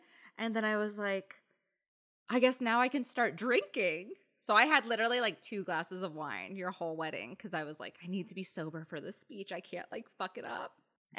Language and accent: English; Indiana, United States; oh my gosh, I grew up in Indiana.